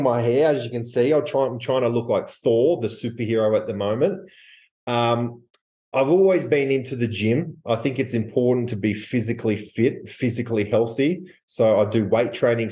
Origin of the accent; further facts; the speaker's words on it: Australia; I'm from Australia